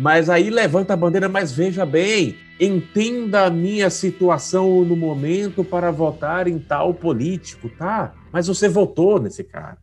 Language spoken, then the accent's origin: Portuguese; Salvador, Bahia, Brazil; now in São Paulo, Brazil; Eu sou baiano de Salvador, uhum. mas eu moro em São Paulo já há 22 anos. Eu passei, eu, hoje eu tenho muito mais tempo de São Paulo do que, do que da Bahia